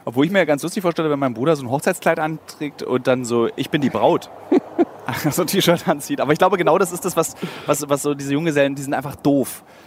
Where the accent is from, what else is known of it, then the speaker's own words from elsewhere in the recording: Berlin, Germany; als Berliner